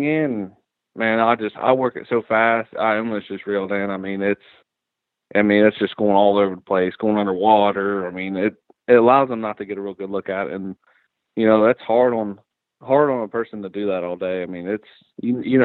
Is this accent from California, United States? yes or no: no; Ohio, United States; now in Tennessee, United States; I grew up in Ohio. That's where I'm originally from